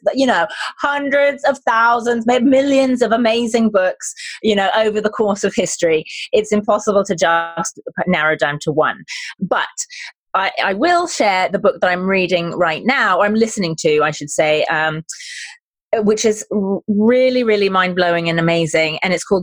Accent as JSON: {"language": "English", "country": "United Kingdom", "accent": "British", "moved": "yes", "lives_now": "San Diego, United States", "said": "my British accent"}